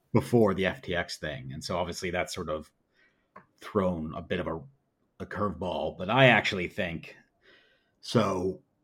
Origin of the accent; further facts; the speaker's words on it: United States; as an American